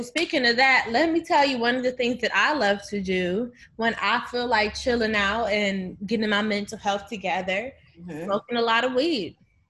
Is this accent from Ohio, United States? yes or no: yes; Akron, Ohio, United States; moved away as an adult; now in Chicago, United States; we grew up in the same fucking city. Like, literally. We're both from Akron, Ohio